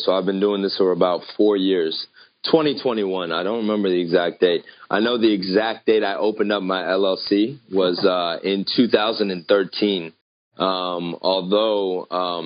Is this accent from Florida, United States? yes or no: no; Northern Virginia, United States; I was born and raised in Northern Virginia, which is pretty much right outside of D.C.